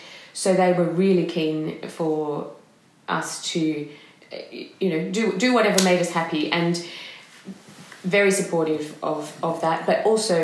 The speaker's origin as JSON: {"language": "English", "town": "Melbourne", "region": "Victoria", "country": "Australia", "tie": "born or raised there", "moved": "as an adult", "lives_now": "Edinburgh, United Kingdom", "said": "I grew up in Melbourne, in the outer suburbs of Melbourne"}